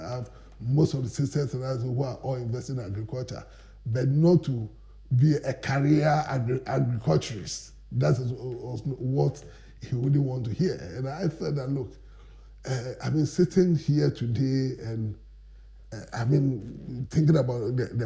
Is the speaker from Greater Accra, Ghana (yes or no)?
yes; Accra, Greater Accra, Ghana; also born or lived in Koforidua; I was born and bred in Accra